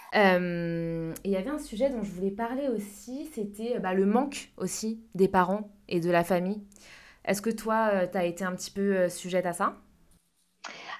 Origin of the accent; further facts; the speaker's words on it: France; accent: French; moved away; avec mon accent français